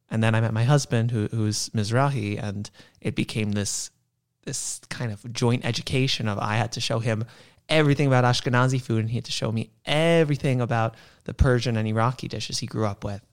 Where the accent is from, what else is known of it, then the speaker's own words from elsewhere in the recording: New York, United States; I'm a born and bred New Yorker